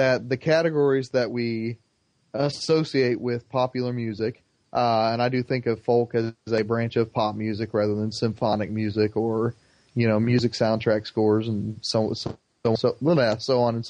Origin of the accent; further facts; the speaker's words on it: Plainfield, Indiana, United States; in Plainfield, Indiana, my hometown, there is one of the largest mosques in the Midwest